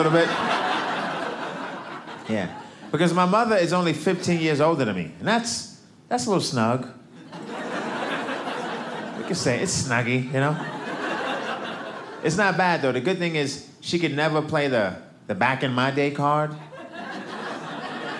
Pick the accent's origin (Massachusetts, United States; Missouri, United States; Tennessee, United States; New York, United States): New York, United States; New York City; now in Los Angeles, United States; I'm from Brooklyn